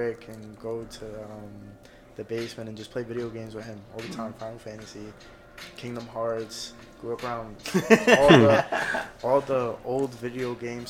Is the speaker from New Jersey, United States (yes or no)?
yes; Bayonne, New Jersey, United States; my childhood, growing up in Bayonne